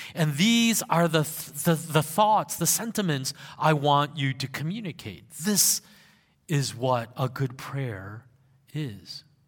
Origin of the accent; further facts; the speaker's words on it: South Korea; moved away; in those younger years of my life, I grew up in Korea